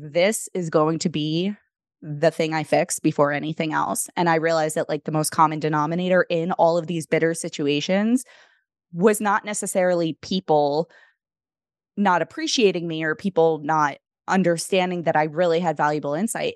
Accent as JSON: {"language": "English", "town": "New York City", "region": "New York", "country": "United States", "tie": "born or raised there", "said": "what hospital I was born at in the Bronx"}